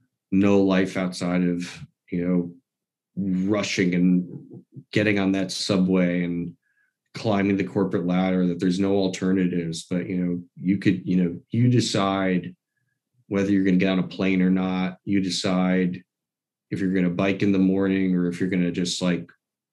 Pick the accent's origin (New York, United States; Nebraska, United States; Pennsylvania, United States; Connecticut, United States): New York, United States; born there; And I was born in New York